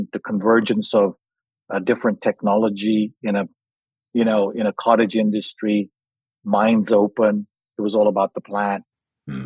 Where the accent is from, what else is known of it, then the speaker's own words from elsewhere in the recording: London, United Kingdom; also born or lived in Kenya; I grew up in England, in London from 5